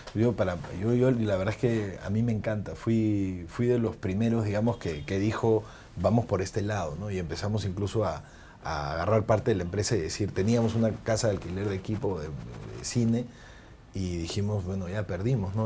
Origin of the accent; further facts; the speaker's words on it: Peru; somos los mismos peruanos